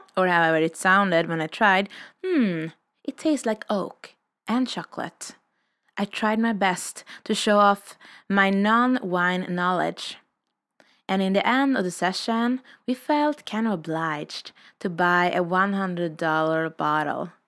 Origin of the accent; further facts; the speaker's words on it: Sweden; moved away as an adult; also born or lived in Revelstoke, Canada; I'm a vagabond from Sweden, currently exploring in North America